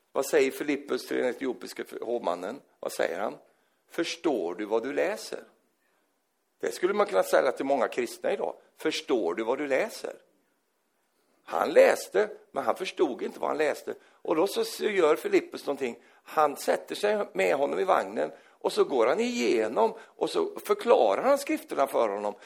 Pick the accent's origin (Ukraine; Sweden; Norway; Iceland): Sweden